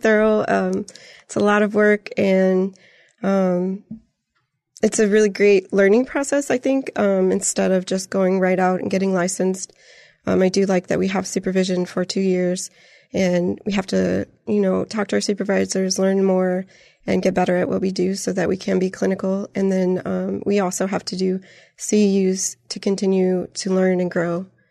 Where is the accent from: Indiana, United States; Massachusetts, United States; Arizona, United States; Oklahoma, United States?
Indiana, United States; Griffith; moved away as an adult; also born or lived in San Antonio, Texas; now in Canyon Lake, United States; I'm from Northwest Indiana. I grew up in, um, Griffith, Indiana, and the Lake County area